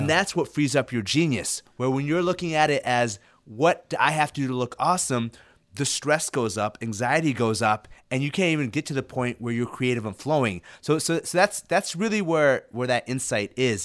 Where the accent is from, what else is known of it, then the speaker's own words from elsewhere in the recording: Illinois, United States; English is a second language; also born or lived in Ethiopia / Sudan; I was resettled in, in, in Illinois when I was in first grade and learned English